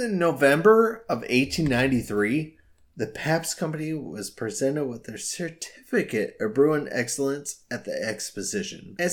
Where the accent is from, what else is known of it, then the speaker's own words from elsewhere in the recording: Illinois, United States; my home state of Illinois